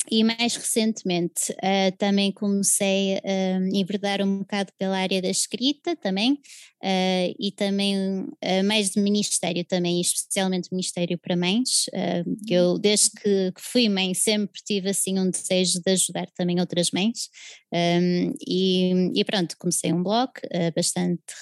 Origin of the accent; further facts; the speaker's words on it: Portugal; also born or lived in England; eu sou inglesa e portuguesa, tenho duas nacionalidades, mas sou de origem inglesa e vim para Portugal muito pequenina, com três anos, uh, filha de missionários. Então, eles vieram cá uh, em 1989 e fiz sempre a escolaridade cá.